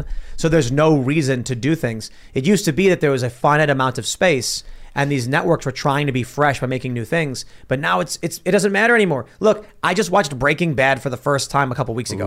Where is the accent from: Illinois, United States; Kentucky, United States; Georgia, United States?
Illinois, United States; Chicago; moved away; I'm from Chicago